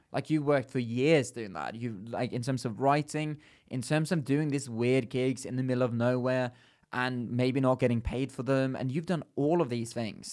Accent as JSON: {"language": "English", "town": "Bergen", "region": "Vestland", "country": "Norway", "tie": "born or raised there", "moved": "as an adult", "lives_now": "London, United Kingdom", "said": "me growing up in Bergen, it's a bit different"}